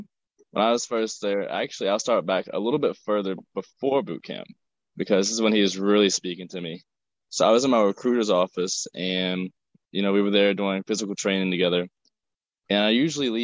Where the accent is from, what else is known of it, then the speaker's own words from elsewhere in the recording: Staunton, Virginia, United States; I'm from Stanton, Virginia, sir.